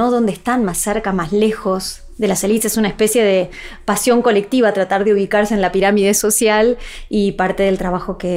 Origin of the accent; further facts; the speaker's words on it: Argentina; soy argentina